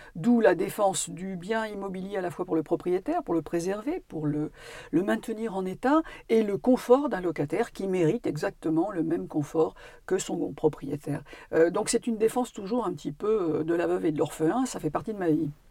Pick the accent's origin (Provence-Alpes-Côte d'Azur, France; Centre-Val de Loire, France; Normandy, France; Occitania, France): Normandy, France; also born or lived in Paris; now in Corrèze, France; je suis une Parisienne, ayant vécu son enfance en Normandie, mais évidemment complètement attachée à ma, à Corrèze aujourd'hui